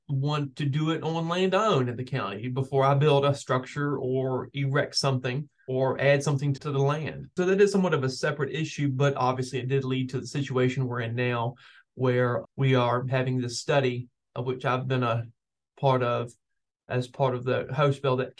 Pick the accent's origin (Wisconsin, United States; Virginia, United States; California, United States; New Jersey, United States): Virginia, United States; Glenmore; I grew up in Glenmore, which is right near that community.